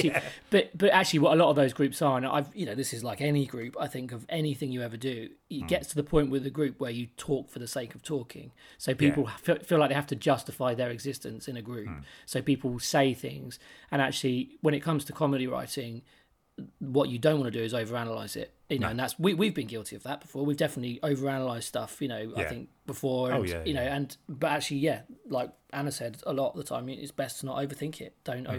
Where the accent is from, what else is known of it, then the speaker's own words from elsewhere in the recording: England, United Kingdom; Because I'm English.